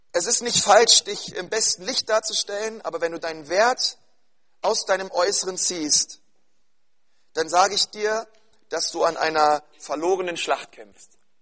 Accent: Berlin, Germany; bei uns in Berlin-Spandau

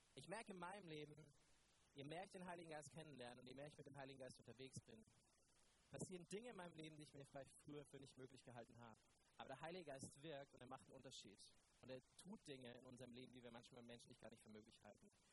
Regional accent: Neumarkt in der Oberpfalz, Bavaria, Germany; Ich komme ja aus Neumarkt. Ich bin dort Pastor der Ecclesia und Neumarkt ist ja noch im tieferen Bayern als Franken

